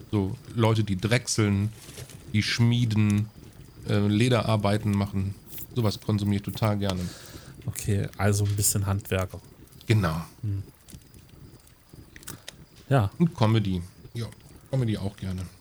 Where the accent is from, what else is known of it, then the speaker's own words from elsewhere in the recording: Aachen, North Rhine-Westphalia, Germany; ich als Aachener, ne, also Heinsberg ist direkt über Aachen.